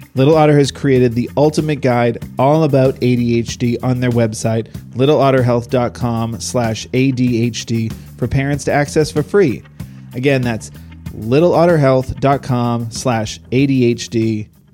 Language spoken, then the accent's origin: English; East Coast, United States; moved away; I grew up on the East Coast, so we had snow.